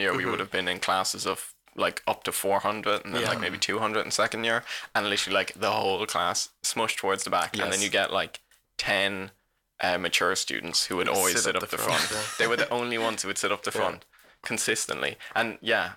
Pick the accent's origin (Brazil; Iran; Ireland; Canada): Ireland; Waterford, Munster; accent: Waterford; now in Cork, Ireland; we're from Waterford, the Waterford accent